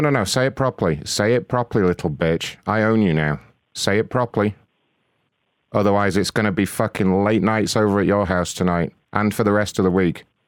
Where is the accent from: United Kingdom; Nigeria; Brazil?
United Kingdom; being British